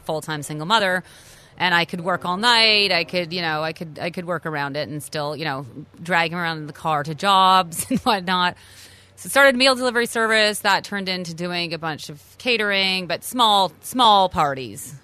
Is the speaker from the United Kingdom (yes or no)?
no; Canada; moved away as an adult; also born or lived in New York City, United States; a native Canadian, lived in New York City for twenty years.